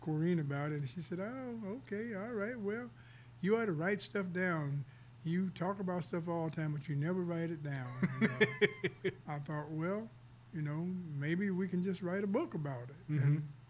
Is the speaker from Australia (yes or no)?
no; Carbondale, Illinois, United States; Well, actually, by growing up in Carbondale